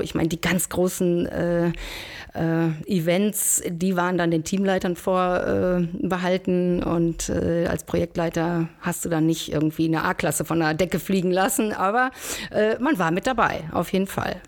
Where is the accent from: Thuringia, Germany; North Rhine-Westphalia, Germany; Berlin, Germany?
North Rhine-Westphalia, Germany; Schwerte; now in Bonn, Germany; bin aber gebürtige Schwerterin, Schwerte ähm, bei Dortmund